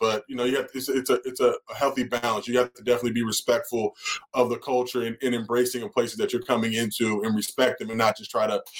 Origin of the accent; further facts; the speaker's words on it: Los Angeles, California, United States; I grew up in View Park, which is literally right on the border of Englewood. But View Park is one of the most affluent African-American communities in the country.